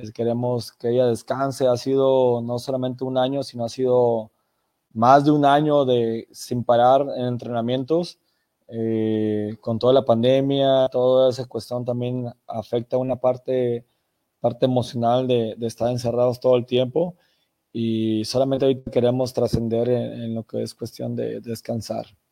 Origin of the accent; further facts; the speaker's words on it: Mexico; como mexicanos